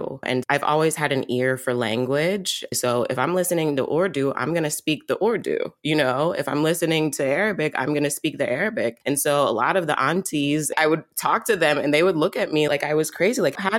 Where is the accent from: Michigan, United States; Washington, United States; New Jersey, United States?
New Jersey, United States; Newark; The most recent 10 years. The most recent 10 years. I'm from Newark, N